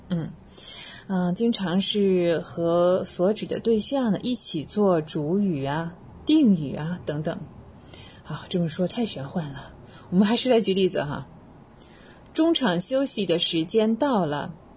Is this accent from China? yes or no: yes; China; also born or lived in Waikato, New Zealand; now in New Zealand; 我们中国人